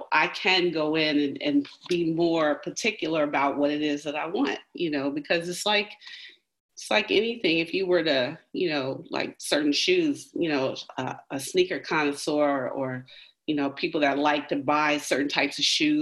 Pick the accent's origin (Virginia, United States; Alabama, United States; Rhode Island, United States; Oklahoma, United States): Virginia, United States; Richmond; I grew up in Richmond, Richmond Public Schools